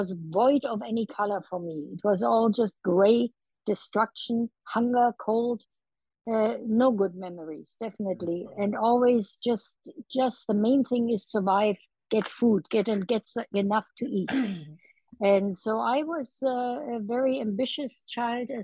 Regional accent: Berlin, Germany; now in United States; When 1948, when I was 5 years old, and we were hungry, you know, we needed food. And I watched my city divided into four sectors

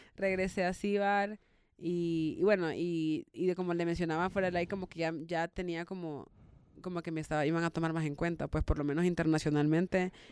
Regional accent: El Salvador; como yo soy salvadoreña

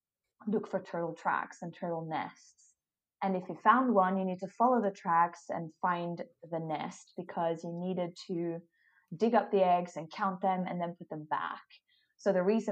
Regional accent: Sweden; moved away as an adult; also born or lived in Australia / Scotland / Hawaii; I was away from Sweden for 3 years

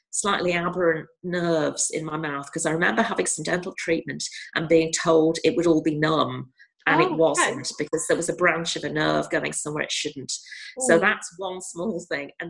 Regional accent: North West England, United Kingdom; I was brought up very near Alder Hey Hospital, and Alder Hey is where I had the surgeries as a child.

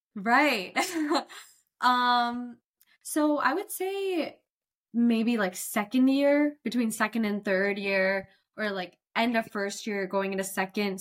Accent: Cary, North Carolina, United States; I'm born and raised from Cary, North Carolina. Never left.

